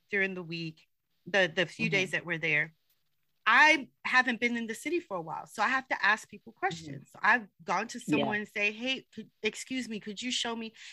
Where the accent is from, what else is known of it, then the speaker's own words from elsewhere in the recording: New York City, New York, United States; Yes, I was born in Queens, grew up mostly in Queens.